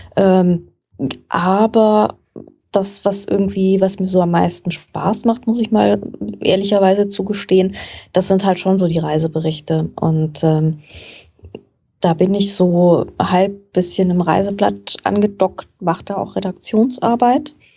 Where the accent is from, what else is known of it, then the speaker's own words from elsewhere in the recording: Frankfurt, Hesse, Germany; Ich komme tatsächlich aus Frankfurt, wo ich auch heute noch wohne. Also mich hat es nicht wirklich wegbewegt im Laufe meines Lebens. Und ähm, ich bin hier aufgewachsen